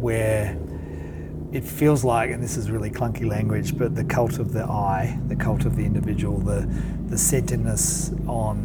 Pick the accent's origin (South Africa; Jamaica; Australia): Australia; Perth, Western Australia; moved away as an adult; also born or lived in Canada; now in Wellington, New Zealand; I'm originally from Western Australia and Perth, very capitalist